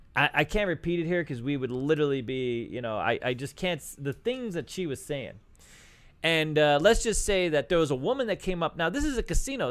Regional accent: New York, United States; I'm from New York

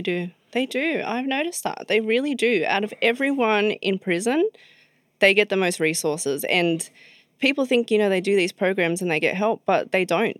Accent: Sydney, New South Wales, Australia; grew up in Mascot, um, which is in Sydney

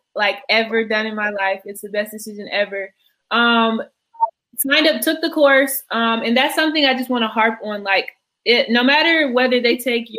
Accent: Atlanta, Georgia, United States; now in Philadelphia, United States; So I'm currently in Philadelphia, but I'm from Atlanta originally.

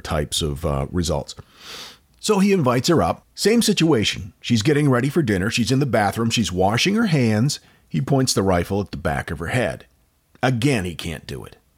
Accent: United States; accent: American; my stupid American accent

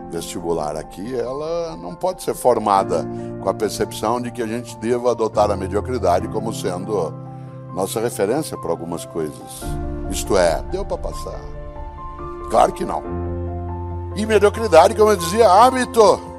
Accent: Londrina, Paraná, Brazil; born there; now in São Paulo, Brazil; Eu nasci em Londrina, como disse, me mudei para São Paulo com a família há 52 anos.

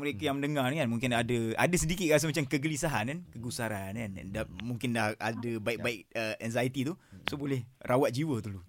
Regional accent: Kelantan, Malaysia; Saya orang Kelantan

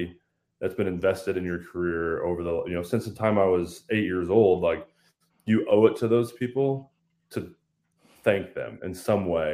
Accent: Lafayette, Indiana, United States; born and raised in Lafayette, Indiana. I still live here with my wife and four kids.

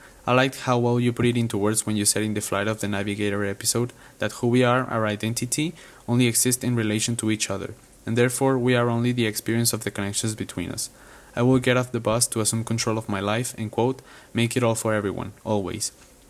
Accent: Guadalajara, Jalisco, Mexico; I'm from Guadalajara, Mexico.

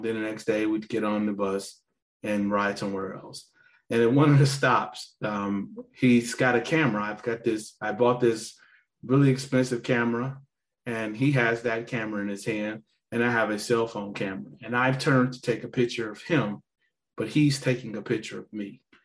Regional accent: Gary, Indiana, United States; I'm a guy from Gary, not very many options, told that the best I could hope to do was join the military

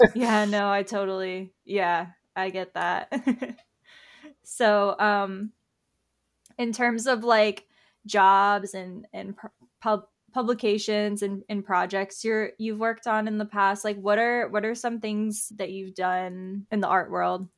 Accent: Tampa, Florida, United States; I'm from Tampa

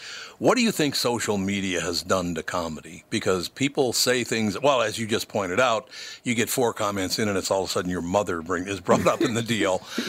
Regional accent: Minnesota, United States; And look, I was born here. I love Minnesota. I grew up in Minnesota.

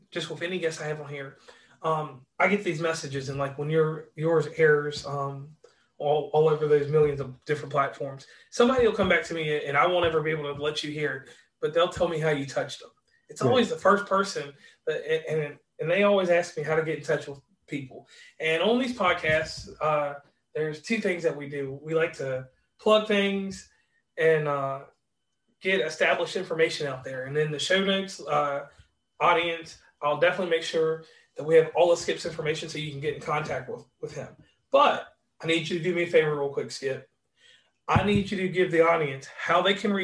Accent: Virginia, United States; I'm from Virginia, and we eat a lot of vegetables.

